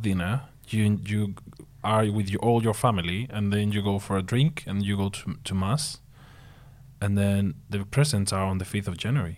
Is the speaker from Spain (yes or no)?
yes; Spain; English is a second language; moved away as an adult